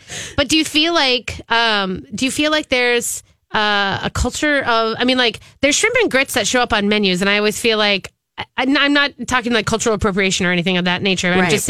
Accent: the North, United States; I was from the North

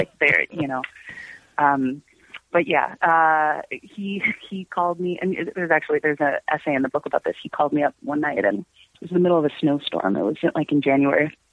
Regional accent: Chicago, Illinois, United States; also born or lived in Prague; I'm from Chicago, and you know, I teach and I do this

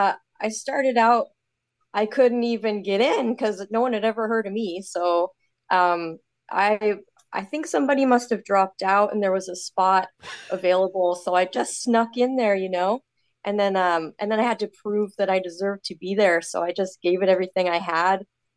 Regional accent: Eugene, Oregon, United States; now in Canada; So I was born in Oregon, outside of Eugene, grew up there, and then I immigrated into Canada in 2008.

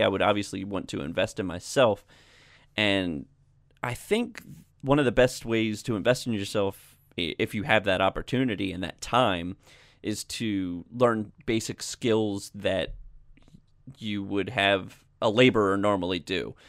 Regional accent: Maryland, United States; my home state of Maryland

